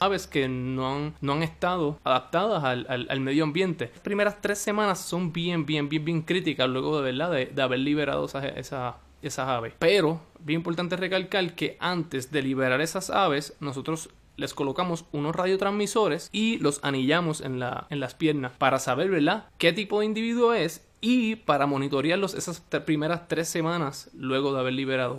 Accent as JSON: {"language": "Spanish", "country": "Puerto Rico", "tie": "born or raised there", "said": "en Puerto Rico, en donde, en donde yo nací, en donde yo me crié"}